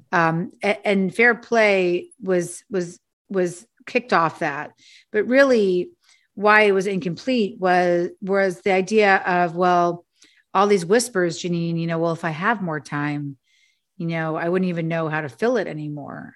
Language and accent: English; New York City, New York, United States; I'm also a latchkey kid from Manhattan. I grew up, uh, on Avenue C and fourteenth Street with a single mother